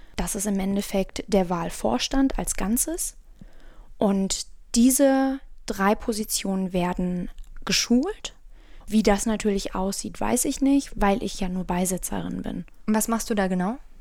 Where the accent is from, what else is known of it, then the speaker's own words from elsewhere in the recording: Bonn, North Rhine-Westphalia, Germany; Ich bin ja auch ein Bonner Mädchen